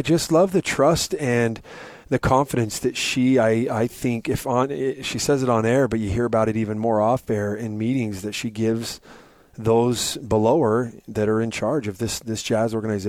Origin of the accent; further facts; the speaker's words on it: Utah, United States; I was from Utah